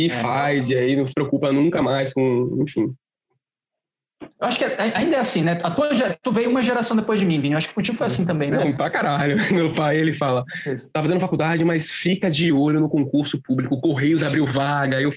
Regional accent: Fortaleza, Ceará, Brazil; born there; Eu, na real, eu sou de... eu nasci em Fortaleza, né? Nasci ali cedo, então eu vou todo ano.

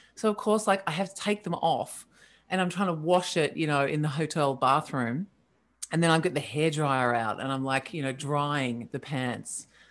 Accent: Australia; I'm Australian.

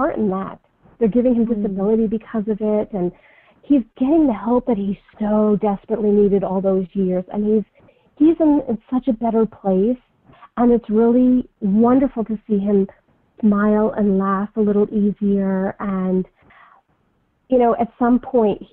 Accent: United States; now in Manhattan, Kansas, United States; I'm originally from the New York, New Jersey area, and so I can sometimes kind of come off with, my New York, New Jersey attitude. I grew up in a town that was about an hour out of Manhattan, New York

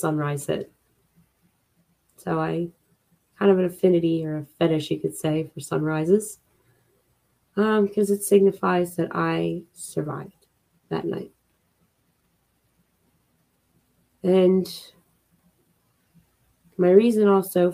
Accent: Philadelphia, Pennsylvania, United States; I'm from Philly

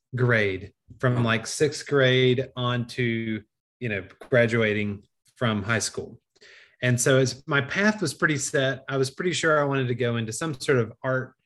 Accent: Greensboro, North Carolina, United States; also born or lived in Sarasota, Florida; my wife and I moved back to Greensboro. I'm from Greensboro

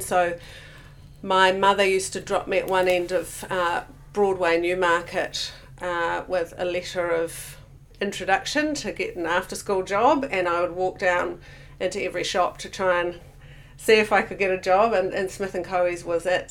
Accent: Auckland, New Zealand; also born or lived in Hamilton, Waikato / Tamahere, Waikato; now in Queenstown, New Zealand; when I was about seven, we moved to Auckland. So predominantly, Auckland was where I grew up.

